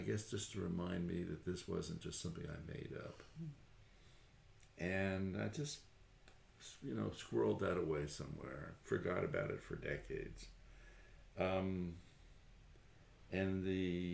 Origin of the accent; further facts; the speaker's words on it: Tarrytown, New York, United States; I was just a normal kid growing up in Tarrytown, New York, about 25 miles north of New York City